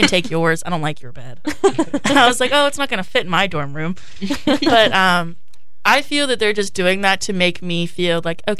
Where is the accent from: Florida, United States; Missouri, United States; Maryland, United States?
Maryland, United States; Rock Hall; I'm from Rock Hall. I've always been in such a tight-knit community where everyone knew me and everybody knew my mother.